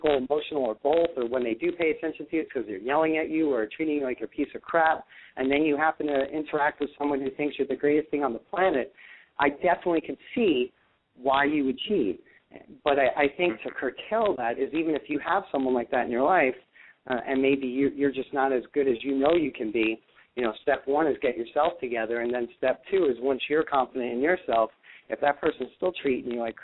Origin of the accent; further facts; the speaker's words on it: New York, United States; I'm from New York